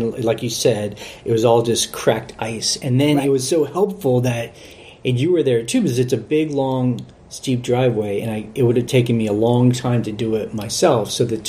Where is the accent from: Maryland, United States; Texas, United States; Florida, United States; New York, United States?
Texas, United States; moved away; and I'm from Texas.